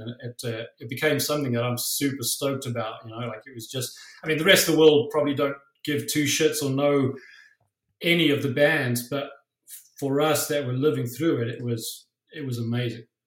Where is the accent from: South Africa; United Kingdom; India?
South Africa; now in Toronto, Canada; I grew up in South Africa